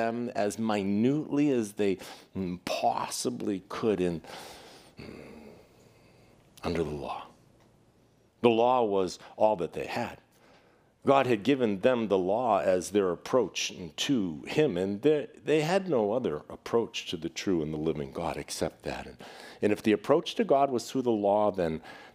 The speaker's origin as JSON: {"language": "English", "town": "Boston", "region": "Massachusetts", "country": "United States", "tie": "born or raised there", "said": "when I was growing up in Boston"}